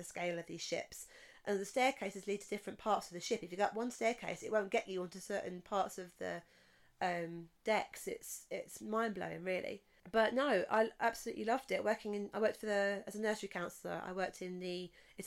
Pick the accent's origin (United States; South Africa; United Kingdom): United Kingdom; England; I'm an English person.